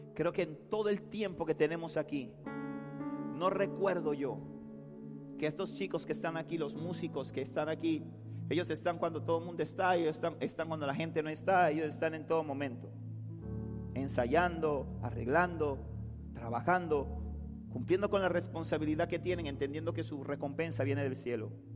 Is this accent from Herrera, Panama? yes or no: no; Panama City, Panama; yo nací en Río Abajo